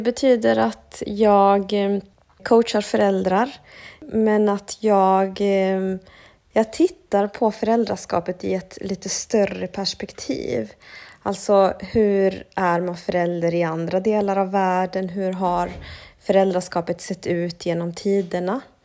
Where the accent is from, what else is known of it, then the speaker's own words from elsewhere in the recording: Sweden; jag har vuxit upp i Sverige men med en annan kultur i bakgrunden. Mina föräldrar är från Bolivia.